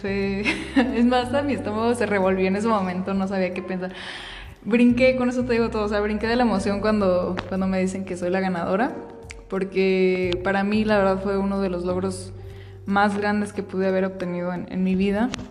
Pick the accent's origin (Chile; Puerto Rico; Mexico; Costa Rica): Mexico; Michoacán; resulté ser reina de fiestas patrias de, mi pueblo